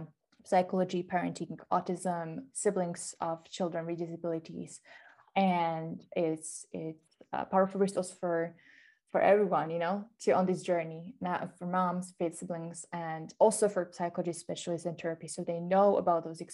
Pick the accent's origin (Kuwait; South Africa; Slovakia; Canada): Slovakia; We're both from Slovakia